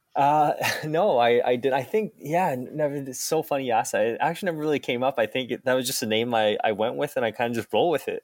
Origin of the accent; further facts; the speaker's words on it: Halifax, Nova Scotia, Canada; also born or lived in Taiwan; when we came to, uh, Nova Scotia, I was, uh, six at that time